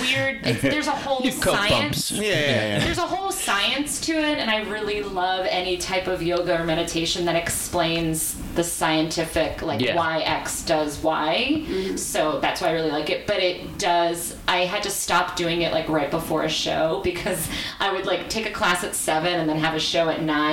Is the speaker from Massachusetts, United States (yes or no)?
yes; Belmont, Massachusetts, United States; Well, so I grew up in Belmont, Massachusetts, right outside of Cambridge.